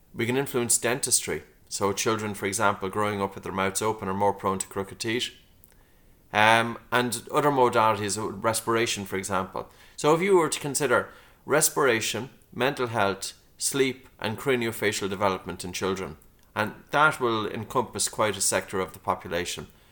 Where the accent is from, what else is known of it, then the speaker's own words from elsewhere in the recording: Dunboyne, Leinster, Ireland; I grew up in a town, Dunboyne, County Meath